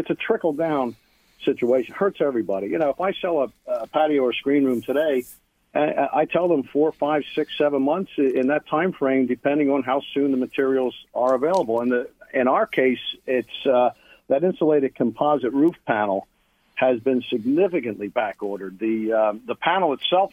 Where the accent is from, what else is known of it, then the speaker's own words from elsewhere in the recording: Philadelphia, Pennsylvania, United States; now in Tampa, United States; I'm from Philly and I live here